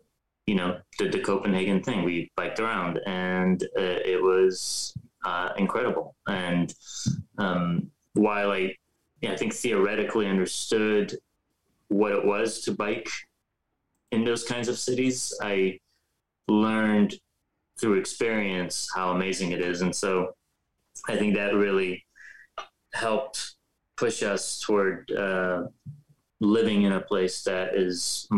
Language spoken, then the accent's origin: English; Pittsburgh, Pennsylvania, United States; also born or lived in Iran / California; I was born in Iran. I moved to Pittsburgh, Pennsylvania when I was 10 with my parents. We emigrated there. And, you know, even in Pittsburgh, we moved around.